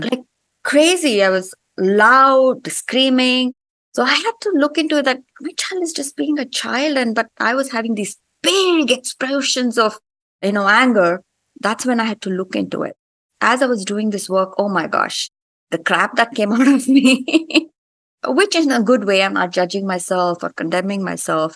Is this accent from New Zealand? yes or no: no; India; moved away as an adult; now in United States; I grew up in India